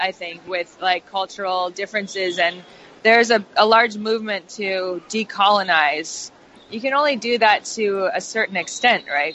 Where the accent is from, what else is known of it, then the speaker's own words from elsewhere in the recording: Saskatchewan, Canada; also born or lived in London; now in Los Angeles, United States; I grew up in Saskatchewan